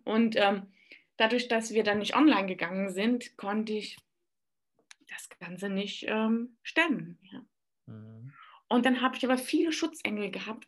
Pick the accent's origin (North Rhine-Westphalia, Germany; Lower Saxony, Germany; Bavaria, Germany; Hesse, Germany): Bavaria, Germany; Aschaffenburg; ich komme aus Aschaffenburg, aus dem schönen Aschenbecher, sagt man bei uns